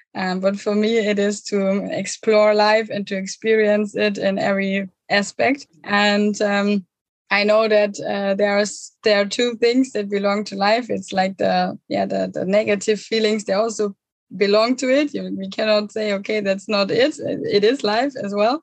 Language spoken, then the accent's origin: English; near Munich, Bavaria, Germany; moved away; I'm originally from Germany, um, from Thousand Germany near Munich.